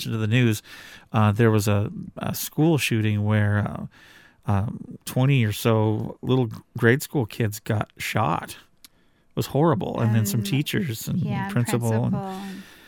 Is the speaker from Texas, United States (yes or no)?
no; Washington, United States; we come from the Pacific Northwest in Washington State